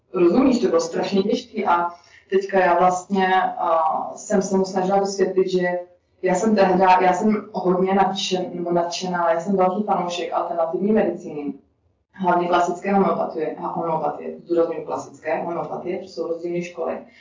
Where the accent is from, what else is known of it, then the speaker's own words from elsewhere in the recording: Czechia; moved away as an adult; also born or lived in Prague / Budapest; jsem Čech